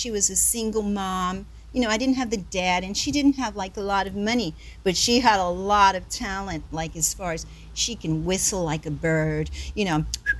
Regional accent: Southern United States, United States; But, you know, growing up in the South and everything, being, mixed like that, and there were not so many opportunities.

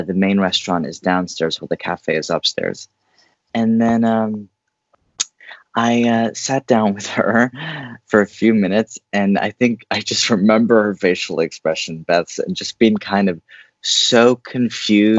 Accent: East Bay, San Francisco Bay Area, California, United States; now in New York City, United States; I grew up in the Bay Area, East Bay specifically

